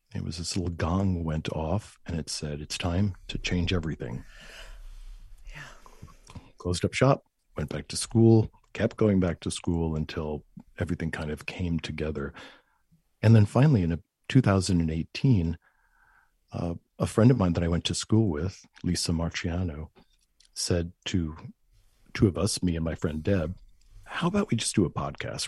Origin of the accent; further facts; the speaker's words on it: Huntington, New York, United States; the school system in Long Island, where I was raised, I was raised in Huntington